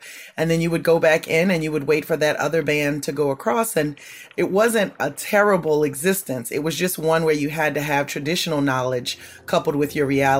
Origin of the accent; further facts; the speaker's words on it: Bayou Liberty, Louisiana, United States; I grew up in Bayou Liberty, just north of New Orleans in the bayou. I lived in the house where my mother was born that my grandfather built. I lived on the land that has been in my family for generations, even before it was America.